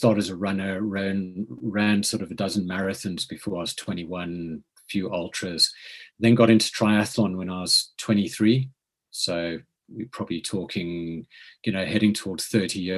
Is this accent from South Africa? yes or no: yes; South Africa; moved away as an adult; also born or lived in Cape Town / Lancashire; now in United Kingdom; as you can probably tell from the accent, I grew up in South Africa